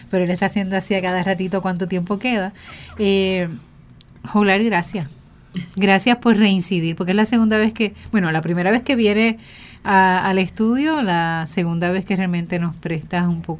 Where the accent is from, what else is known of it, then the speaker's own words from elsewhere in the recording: Puerto Rico; nosotros como puertorriqueños y puertorriqueñas